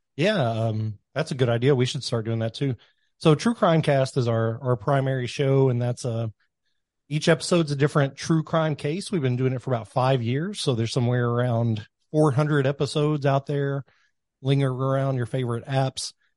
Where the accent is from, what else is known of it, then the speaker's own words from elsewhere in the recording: Kentucky, United States; I grew up in Kentucky.